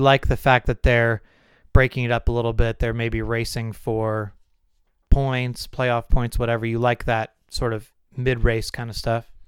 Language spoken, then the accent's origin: English; California, United States; growing up in California